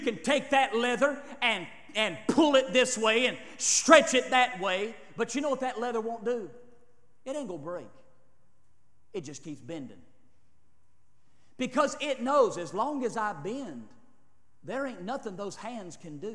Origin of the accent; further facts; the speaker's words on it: United States; We're Americans